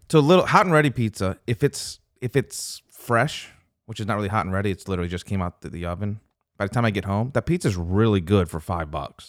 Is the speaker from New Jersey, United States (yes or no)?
no; Louisiana, United States; also born or lived in Pontiac, Michigan / Flint, Michigan; moved down to Louisiana when I was five or six